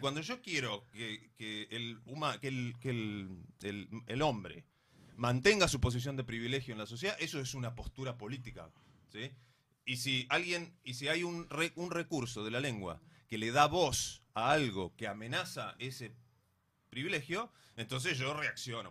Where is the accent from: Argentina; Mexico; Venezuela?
Argentina; Bariloche, Río Negro; yo soy de Bariloche